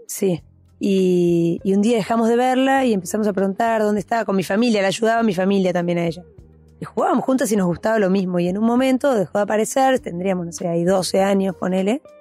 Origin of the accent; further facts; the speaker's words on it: Buenos Aires, Argentina; crecí en Capital, eh, en Recoleta